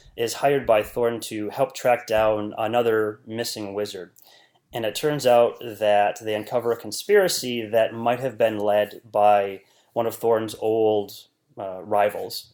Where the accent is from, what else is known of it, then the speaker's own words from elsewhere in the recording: northern Wisconsin, United States; I was born and raised in a very small rural part of northern Wisconsin